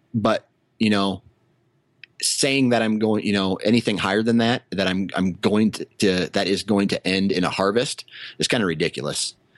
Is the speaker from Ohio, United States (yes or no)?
no; Iowa, United States; I was born in Iowa and this is where I happen to live